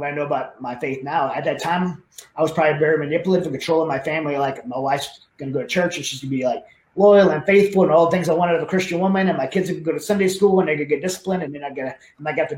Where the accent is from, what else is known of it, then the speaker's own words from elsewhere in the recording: Southern Louisiana, United States; where I grew up in Southern Louisiana, very dysfunctional family